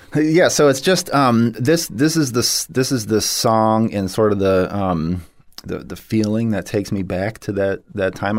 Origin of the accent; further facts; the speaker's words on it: St. Petersburg, Florida, United States; I grew up in Saint Petersburg, Florida.